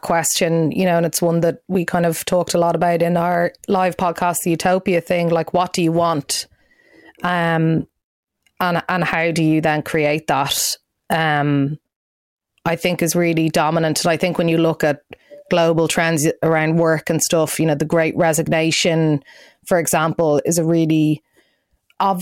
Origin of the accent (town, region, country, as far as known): Ireland